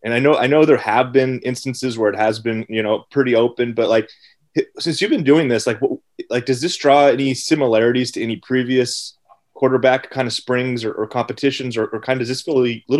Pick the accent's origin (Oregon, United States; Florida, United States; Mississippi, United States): Oregon, United States; Eugene; And I know Matt and I grew up in Eugene.